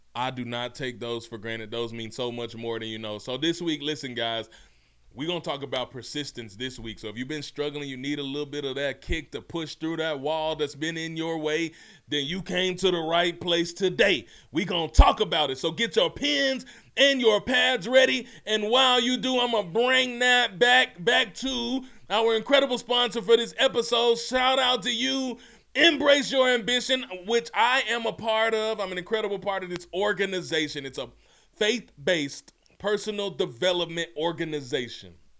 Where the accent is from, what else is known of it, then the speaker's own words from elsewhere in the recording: Mississippi, United States; also born or lived in Memphis, Tennessee; I'm from Mississippi. I'm actually born in Memphis. Ugh, hardly home, but always repping. Raised in Mississippi